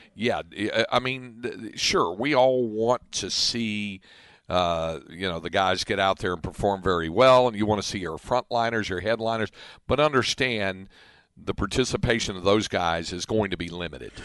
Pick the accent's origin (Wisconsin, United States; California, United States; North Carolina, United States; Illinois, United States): North Carolina, United States; now in Williamson County, Texas, United States; near where I grew up in North Carolina